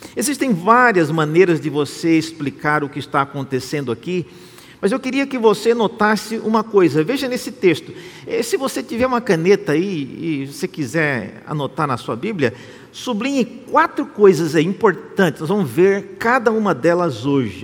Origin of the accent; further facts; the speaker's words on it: Brazil; Nós que somos brasileiros